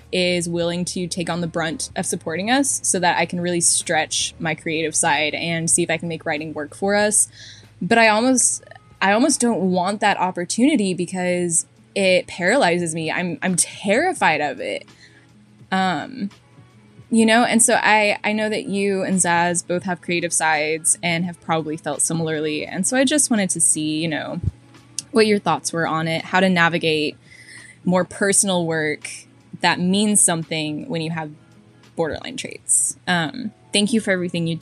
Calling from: Texas, United States; I'm calling from Texas.

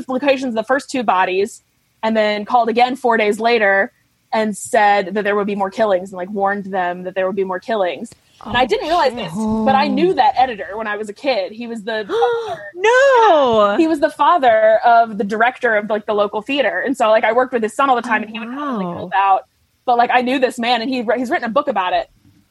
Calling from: New York City, New York, United States; Oh, I'm calling from New York, New York City, from Manhattan.

